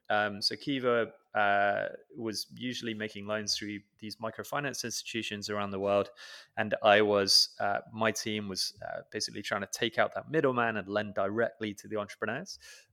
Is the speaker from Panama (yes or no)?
no; United Kingdom; born or raised there